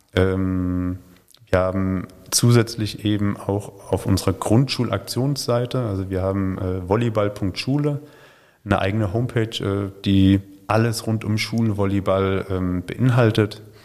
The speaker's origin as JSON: {"language": "German", "region": "Hesse", "country": "Germany", "tie": "born or raised there", "also_born_or_lived": "Chemnitz / Suhl / Schwerin / Esslingen", "moved": "as an adult", "lives_now": "Württemberg, Germany", "said": "ich bin in Hessen groß geworden, bin dann nach Chemnitz zum Studieren gegangen"}